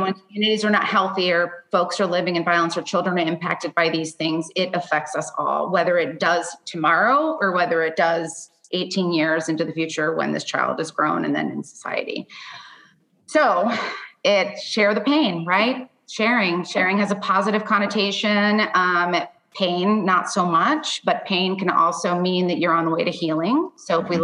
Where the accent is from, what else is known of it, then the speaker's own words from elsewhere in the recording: Miami, Florida, United States; now in Nashville, United States; I'm actually originally from Florida.